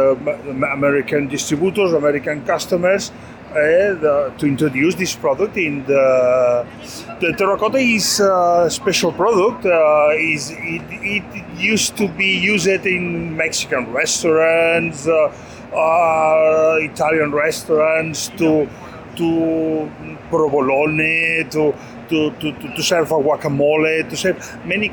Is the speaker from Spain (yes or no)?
yes; Spain; This is a Spanish company called Ceramicas Graupera. We are from Spain